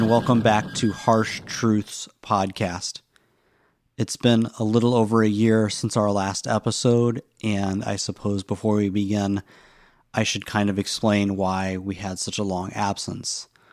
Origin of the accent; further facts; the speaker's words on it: the South, United States; I grew up in the South